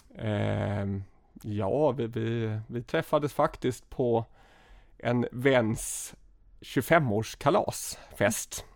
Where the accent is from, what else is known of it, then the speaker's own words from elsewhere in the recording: Gothenburg, Västra Götaland, Sweden; jag är eh, född och uppvuxen i Göteborg, i, ehm, ja, i utkanten av Göteborg, i västra Göteborg, i något som heter Önnered